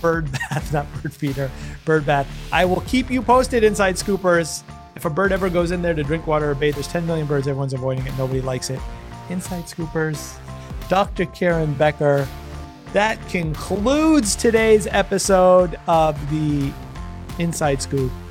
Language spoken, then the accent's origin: English; Canada; being a Canadian